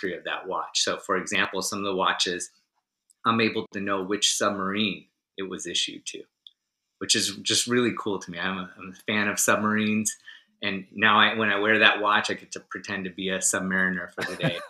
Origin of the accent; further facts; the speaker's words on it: United States; as an American who doesn't speak French